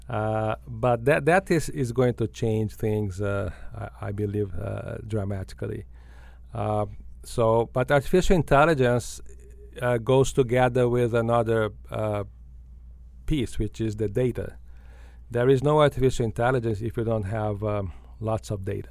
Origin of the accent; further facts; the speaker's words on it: Brazil; moved away as an adult; now in United States; I grew up in Brazil